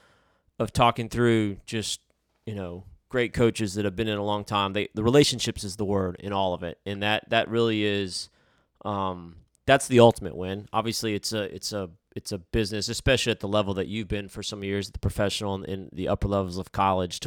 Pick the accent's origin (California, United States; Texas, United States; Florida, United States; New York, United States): New York, United States; upstate; I was born in upstate New York.